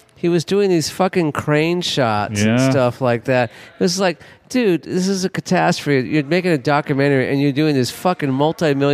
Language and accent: English; Los Angeles, California, United States; I grew up in Los Angeles